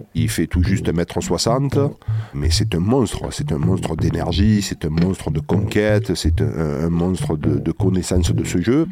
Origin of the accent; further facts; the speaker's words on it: La Valette-du-Var, Provence-Alpes-Côte d'Azur, France; Je suis de Toulon. Pour être plus précis, je suis de La Valette